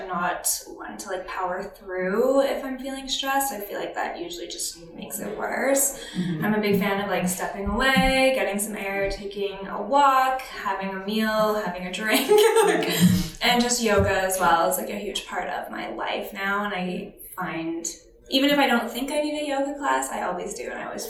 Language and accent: English; Alberta, Canada; now in Toronto, Canada; Small town Alberta.